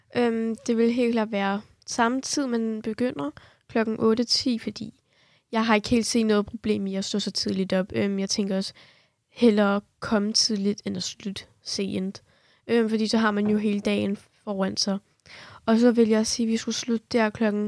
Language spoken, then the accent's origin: Danish; Kurdistan Region, Iraq; now in Denmark; fra Irak